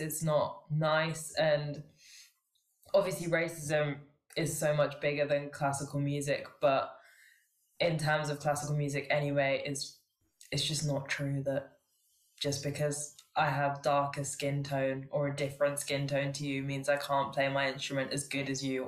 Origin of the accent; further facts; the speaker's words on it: London, United Kingdom; I was born in London. I've lived in England my whole life, but my family is Sri Lankan